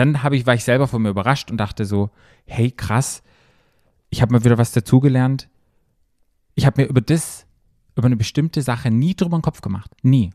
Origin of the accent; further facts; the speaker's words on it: Germany; für mich als Deutscher